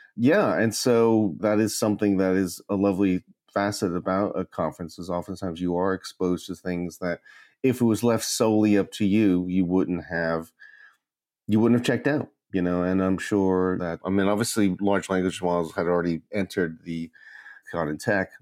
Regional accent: New York, United States; moved away as an adult; also born or lived in London, United Kingdom / Philadelphia; now in Newcastle, United Kingdom; I was, uh, born in Brooklyn to Korean parents. Uh, I was raised in America, I was educated there

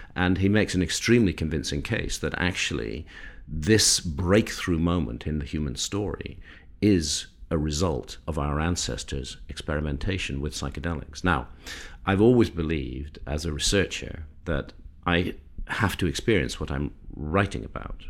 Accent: United Kingdom; I'm British

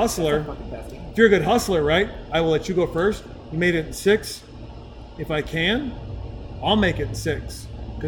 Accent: Whitefish, Montana, United States; also born or lived in Southern California; now in Austin, United States; I'm originally from Montana. My dad was a Budweiser fried chicken eating crazy person

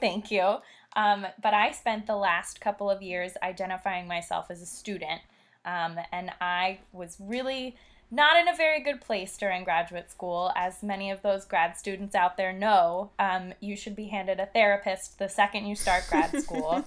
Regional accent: Philadelphia, Pennsylvania, United States; I'm from Philadelphia

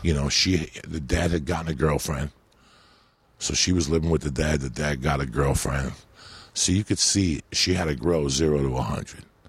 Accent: North Bergen, New Jersey, United States; English is a second language; also born or lived in Cuba; I'm from North Bergen, New Jersey, where you're always tackling hills.

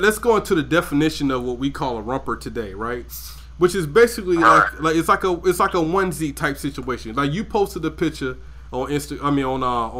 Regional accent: St. Simons Island, Georgia, United States; I grew up in Georgia, St. Simon's Island

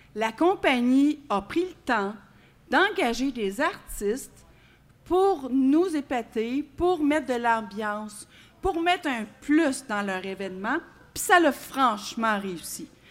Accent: Quebec, Canada; nous, les Québécois

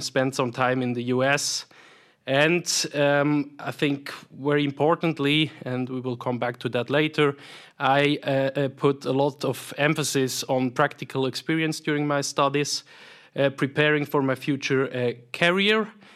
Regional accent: Solothurn, Switzerland; accent: Swiss; also born or lived in Zurich / St. Gallen / United States; as you hear from my accent, I'm, I'm, I'm Swiss, born and raised here in the canton of Solothurn

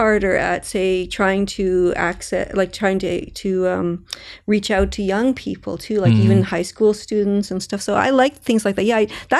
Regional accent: Toronto, Ontario, Canada; also born or lived in Mississauga; I grew up in Etobicoke, in Mississauga.

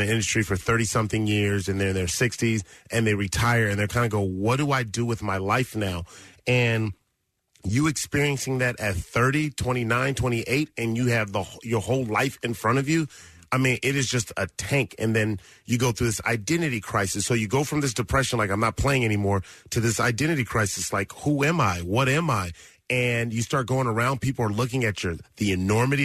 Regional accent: Los Angeles, California, United States; I grew up in South Central Los Angeles, and in the Crenshaw District

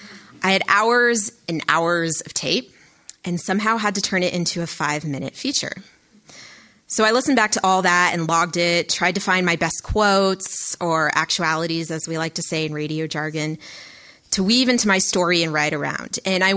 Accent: the South, United States; accent: southern; Sometimes my southern accent likes to creep in.

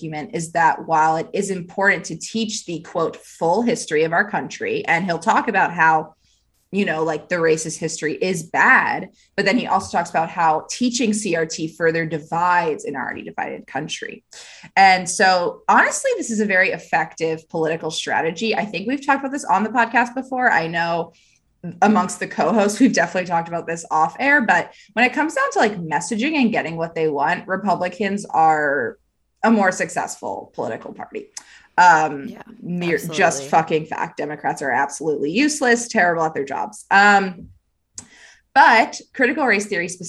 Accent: Pennsylvania, United States; my home state where I was educated in the amazing public education system of Pennsylvania

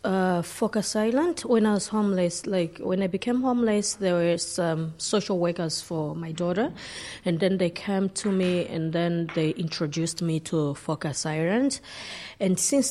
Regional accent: Zambia; moved away as an adult; also born or lived in Portlaoise; now in Ireland; I'm from Zambia

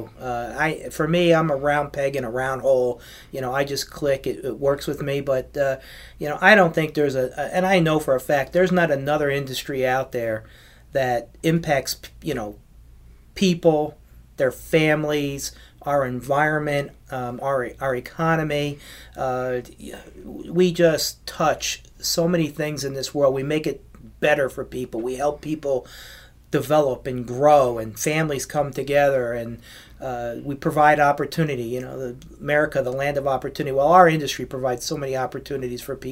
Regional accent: East Brunswick, New Jersey, United States; also born or lived in New York City; I started in my hometown of East Brunswick, New Jersey

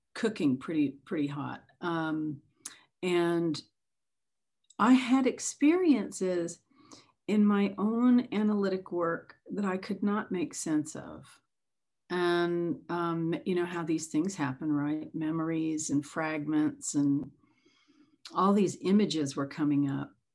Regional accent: the South, United States; growing up in the South on an opposite side of the tracks

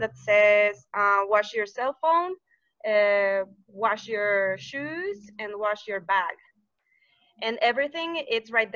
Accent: Celaya, Guanajuato, Mexico; I'm from Celaya. It's a little town.

